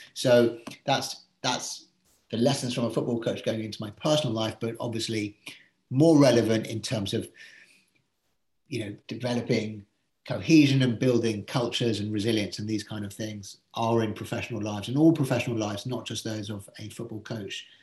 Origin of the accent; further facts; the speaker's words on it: England, United Kingdom; being English